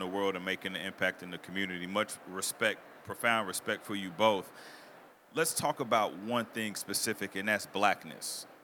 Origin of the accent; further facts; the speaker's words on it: Mississippi, Arkansas, the South, United States; I grew up in the South, Mississippi, Arkansas